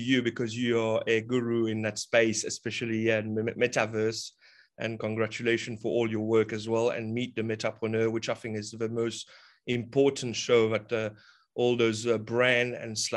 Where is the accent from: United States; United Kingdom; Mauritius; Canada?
Mauritius; also born or lived in Australia; now in Rodrigues, Mauritius; I'm from Mauritius Island. I currently reside on the sister island called Rodriguez.